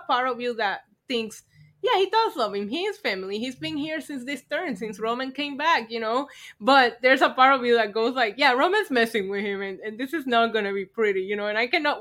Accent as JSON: {"language": "English", "country": "Puerto Rico", "tie": "born or raised there", "moved": "yes", "said": "I grew up in Puerto Rico"}